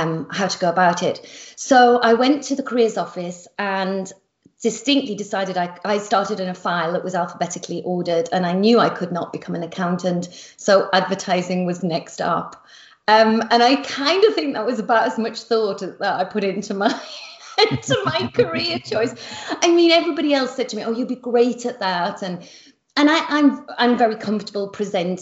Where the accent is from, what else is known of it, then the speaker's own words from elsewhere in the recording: Yorkshire and the Humber, United Kingdom; I come from Yorkshire in the northeast of England, and I describe my family as very ordinary